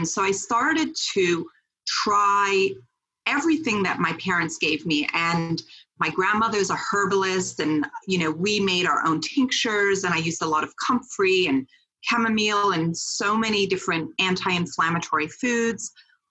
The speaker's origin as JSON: {"language": "English", "country": "Switzerland", "tie": "born there", "said": "So I was born in Switzerland on a biodynamic farm."}